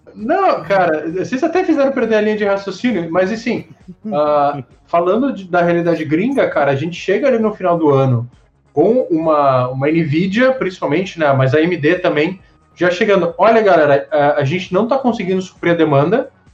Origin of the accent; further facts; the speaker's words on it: Brazil; sendo brasileiro